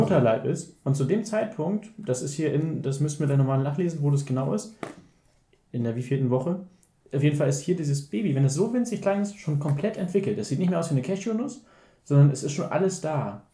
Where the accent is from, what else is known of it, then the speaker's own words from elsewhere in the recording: Hamburg, Germany; ich als Hamburger